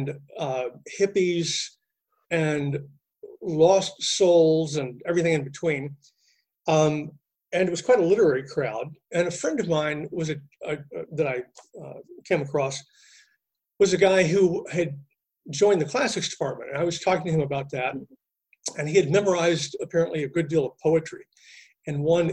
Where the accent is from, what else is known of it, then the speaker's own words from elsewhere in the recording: Texas, United States; moved away; I'd done a little bit in my tiny Texas high school